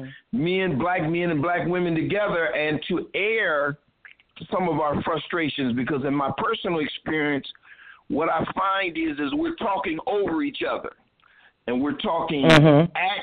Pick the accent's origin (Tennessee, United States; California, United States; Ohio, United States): Ohio, United States; Toledo; now in Cincinnati, United States; I'm originally from Toledo, Ohio. I'm currently residing in Cincinnati